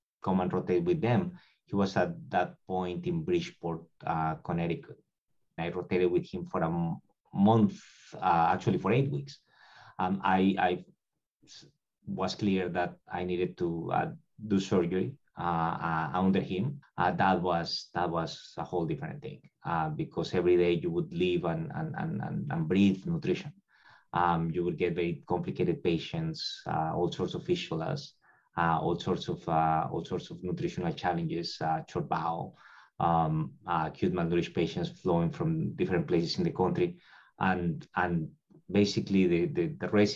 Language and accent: English; Colombia; moved away as an adult; now in Tampa, United States; I'm originally from Colombia